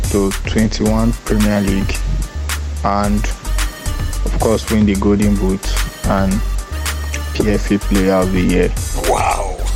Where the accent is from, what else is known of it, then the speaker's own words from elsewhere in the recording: Delta, Nigeria; I'm from Delta State, staying in Asaba